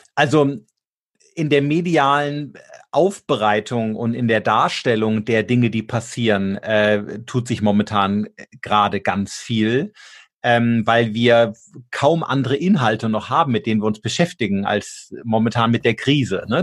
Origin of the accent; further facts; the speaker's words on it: Germany; wir als Deutsche